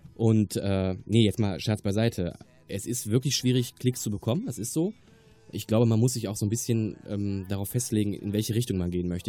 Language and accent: German; Remscheid, North Rhine-Westphalia, Germany; also born or lived in Wermelskirchen-Dabringhausen; now in Wermelskirchen, Germany; Ich komme gebürtig aus Remscheid-Lennep und äh, wohne jetzt in Damenskirchen-Dabringhausen